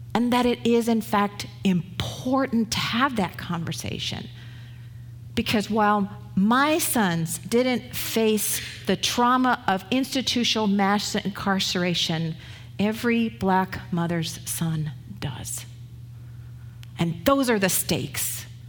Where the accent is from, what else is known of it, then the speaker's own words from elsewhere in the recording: England, United Kingdom; also born or lived in Canada; now in United States; I was from England